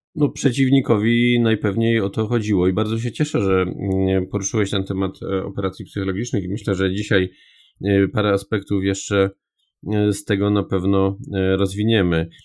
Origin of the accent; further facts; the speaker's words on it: Upper Silesia, Poland; also born or lived in Warsaw; jestem z Górnego Śląska i tutaj jednak e, jestem związany przede wszystkim mm, dopiero potem gdzieś z Warszawą